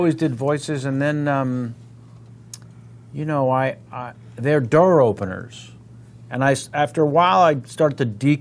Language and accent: English; San Francisco, California, United States; I'm from San Francisco. The other great city, and everyone thinks I'm from New York.